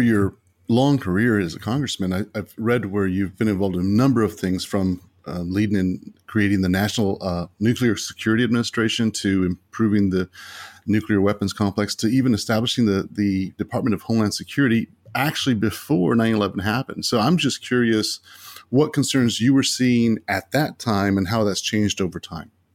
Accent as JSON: {"language": "English", "town": "Hereford", "region": "Texas", "country": "United States", "tie": "born or raised there", "said": "I grew up in the Amarillo area in a little town called Hereford"}